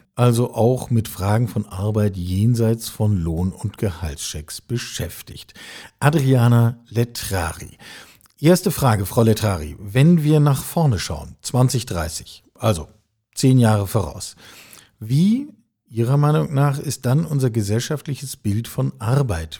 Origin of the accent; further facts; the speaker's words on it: West Germany, Germany; ich bin Jahrgang achtundsechzig, äh, in der Republik West aufgewachsen